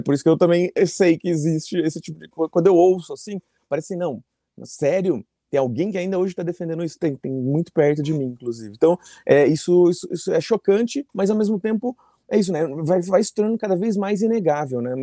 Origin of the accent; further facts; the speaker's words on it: Brazil; Me reconheciam como brasileira